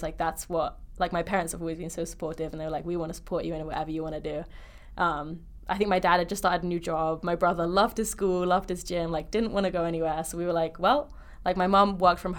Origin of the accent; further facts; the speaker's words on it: Slough, South East England, United Kingdom; moved away as an adult; also born or lived in Bristol; now in Utah, United States; that's where I grew up. I grew up in Slough